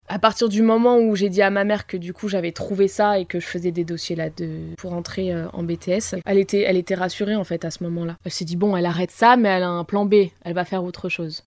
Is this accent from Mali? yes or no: no; Val-d'Oise, Île-de-France, France; now in Paris, France; j'ai grandi dans le Val d'Oise, dans une petite ville qui s'appelle Pierrelet, à côté de Cergy-Pontoise